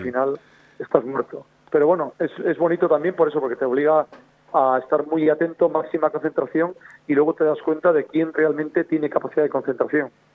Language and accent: Spanish; Villares de Órbigo, Castile and León, Spain; moved away; also born or lived in Asturias; En mi pueblo, en Villores de Órbigo